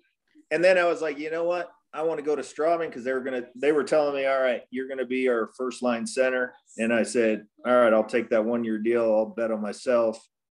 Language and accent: English; Elmira, Ontario, Canada; we grew up in Elmira, it's German area, so I wasn't like a real change going to Germany either, really.